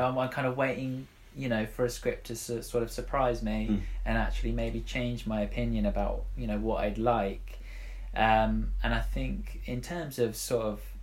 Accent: Sussex, South East England, United Kingdom; I'm a writer from Sussex

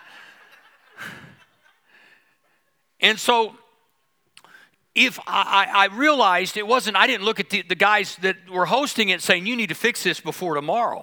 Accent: United States; being American

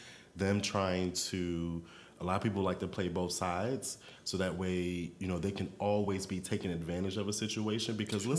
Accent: Maryland and D.C., United States; also born or lived in Washington, D.C.; We grew up together in Maryland and also in D.C. because the family kind of moved around a little bit

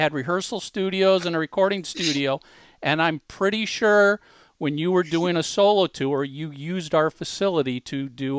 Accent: Minnesota, United States; also born or lived in Chicago, Illinois; now in Sausalito, United States; I was born in Minnesota and I lived in Chicago for 11 years.

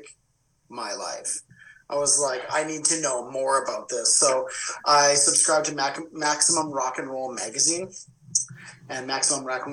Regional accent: northern Alberta, Canada; I lived in the middle of northern Alberta

